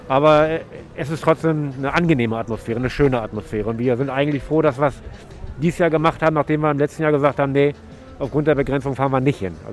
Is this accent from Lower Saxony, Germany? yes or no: yes; Lower Saxony, Germany; ich komme aus Niedersachsen, äh, Landkreis Peine zwischen Braunschweig und Hannover.